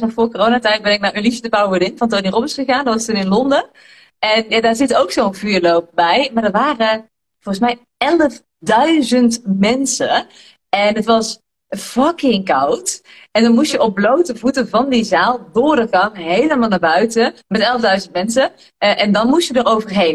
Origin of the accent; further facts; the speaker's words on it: Tilburg, North Brabant, Netherlands; Ik kom zeg maar uit Tilburg en ik ben hier echt geboren